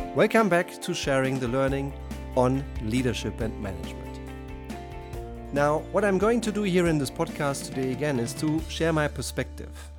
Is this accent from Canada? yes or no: no; Germany; accent: German; first language German; English is a second language; as you probably hear by my accent, I'm German